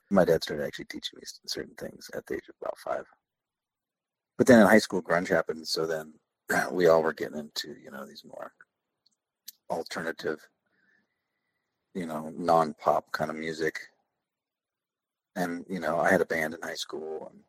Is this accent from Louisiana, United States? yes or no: no; Salem, Oregon, United States; It's about 35 miles south of Portland. Yeah, there's only one like real major road in Oregon.